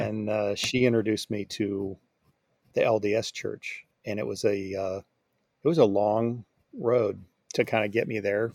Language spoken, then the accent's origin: English; Rancho Cucamonga, California, United States; moved away as an adult; also born or lived in Hawaii / Virginia; now in North Texas, United States; I grew up in Alta Loma really my, my whole life until I left for college